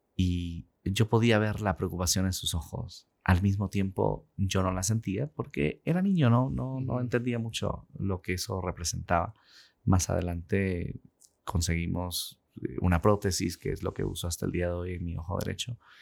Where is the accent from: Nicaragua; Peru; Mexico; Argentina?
Peru; moved away as an adult; now in Utah, United States; Y pues nací, crecí en el Perú. A los 21 años salí de Perú para venir a Estados Unidos.